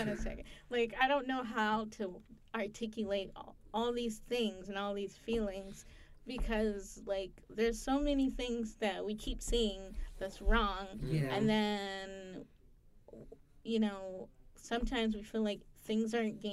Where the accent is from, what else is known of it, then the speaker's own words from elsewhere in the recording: Syracuse, New York, United States; first language English; I'm also from Syracuse, New York